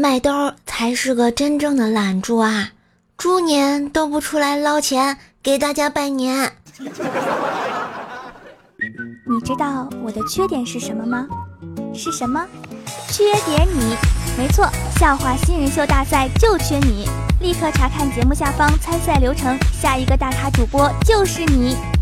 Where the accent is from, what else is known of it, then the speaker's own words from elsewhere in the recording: Tianjin, China; 在我们天津这边